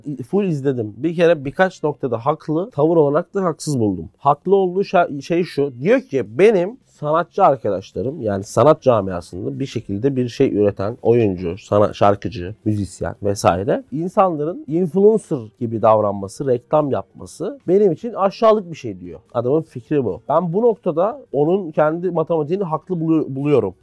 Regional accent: Istanbul, Turkey; born or raised there

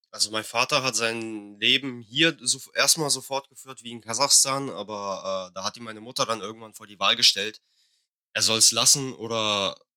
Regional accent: Russia; now in Germany; Ich bin Russe.

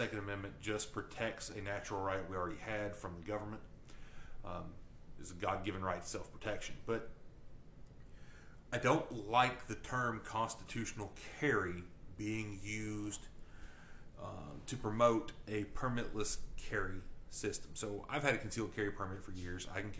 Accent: Kentucky, United States; But growing up in Edmondson County, I would imagine that for people that grew up in Edmondson County and people that are here now

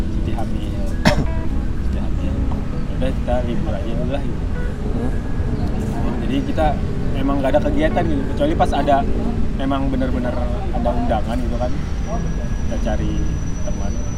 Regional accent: Kalimantan, Indonesia; kita dari Kalimantan

